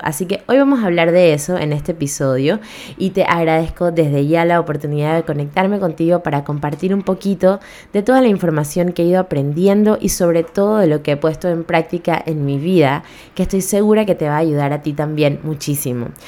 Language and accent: Spanish; Panama